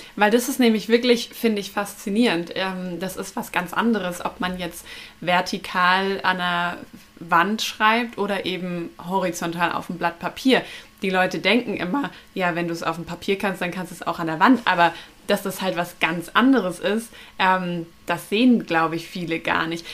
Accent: neighbouring town of Nuremberg, Bavaria, Germany; ich komme ja aus der Nachbarstadt

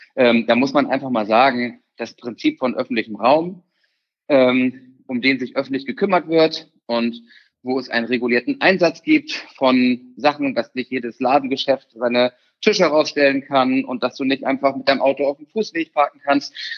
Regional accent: Germany; bei uns in Deutschland

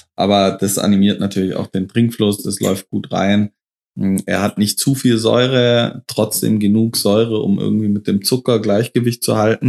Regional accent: near Stuttgart, Baden-Württemberg, Germany; wir sind in meiner Heimat. Ähm, Baden-Württemberg, Nähe von Stuttgart, so 30 Kilometer nördlich von Stuttgart

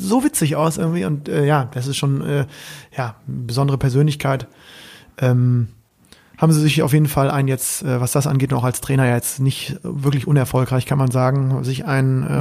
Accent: Bremen, Germany; als Bremer

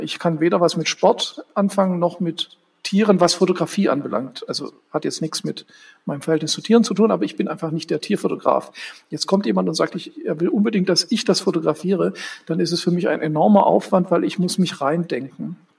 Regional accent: Stuttgart, Baden-Württemberg, Germany; moved away as an adult; now in Berlin, Germany; Ich bin ja in Stuttgart aufgewachsen

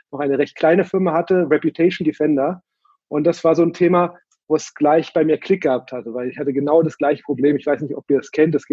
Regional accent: Berlin, Germany; also born or lived in San Francisco; Dann aus San Francisco bin ich jetzt äh, vor fünf, sechs Jahren wieder in meine Heimatstadt Berlin gelandet

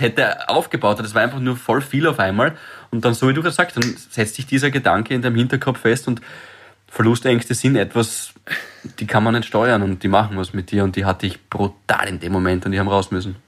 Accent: Graz, Styria, Austria; moved away as an adult; also born or lived in Vienna; ich bin ja jedes Wochenende heimgefahren. Graz, Freitag, erster Zug

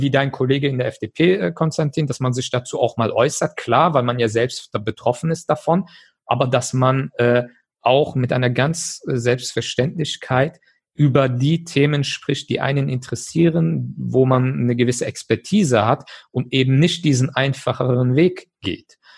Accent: Germany; Ich bin in Deutschland geboren, aufgewachsen.

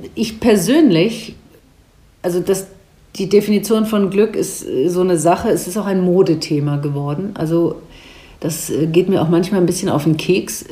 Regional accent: Rhine-Main area, Hesse, Germany; also born or lived in Wiesbaden / Frankfurt; So Rhein-Main-Gebiet ist für mich meine Heimat, war es ja auch meine Heimat und ich mag es sehr gerne hier zu leben

